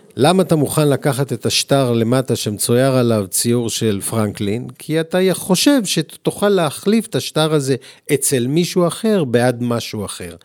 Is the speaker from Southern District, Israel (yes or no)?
no; Tel Aviv, Tel Aviv District, Israel; אני עוד גדלתי בעולם שפה לא רחוק מאיפה שאנחנו מקליטים, ברחוב לילינבלום